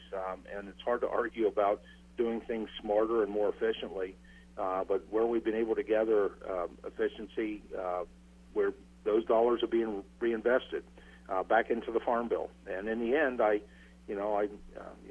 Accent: Pennsylvania, United States; I'm from Pennsylvania

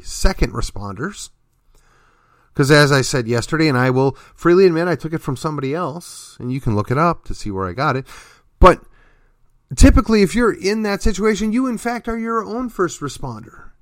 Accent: McKinney, Texas, United States; my hometown of McKinney

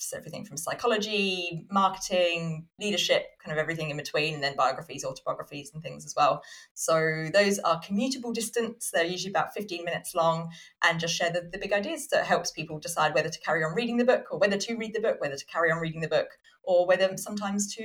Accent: Southampton, South East England, United Kingdom; I was born in Southampton in the UK

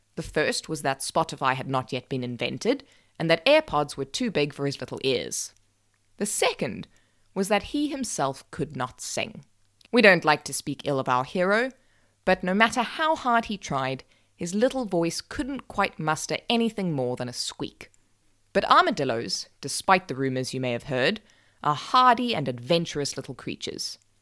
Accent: South Africa; I'm South African

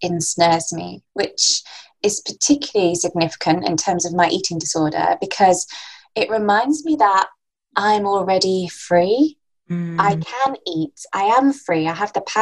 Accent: Lancashire, North West England, United Kingdom; I'm from Lancashire

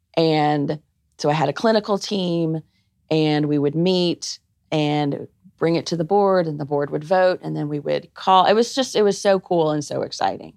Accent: Arkansas, United States; moved away; also born or lived in Georgia; I was born in Arkansas and all my family is there.

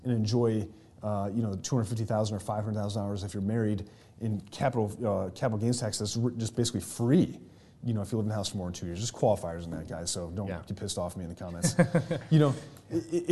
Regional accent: New York, United States; moved away; that's where my home state is

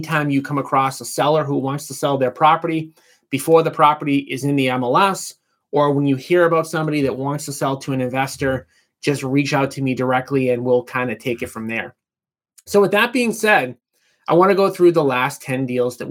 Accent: Boston, Massachusetts, United States; I grew up right outside of Boston

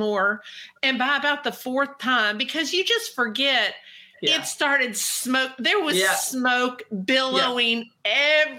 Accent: Kentucky, United States; I'm from Kentucky

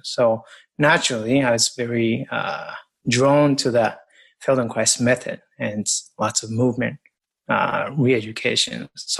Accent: Japan; English is a second language; moved away as an adult; now in United States; And I came to the States from Japan with an experience of a lot of movement, rugby, lots of sports and martial arts, boxing, kickboxing. And I came to the States and studied athletic training and became an athletic trainer.

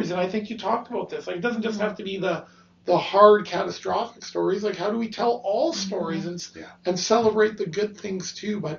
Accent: Canada; for myself growing up in Canada, I knew so sadly, sadly, and embarrassingly, knew so little about the atrocities

